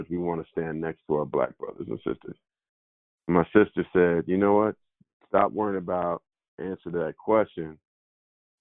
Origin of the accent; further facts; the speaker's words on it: San Jose, California, United States; when I was growing up in San Jose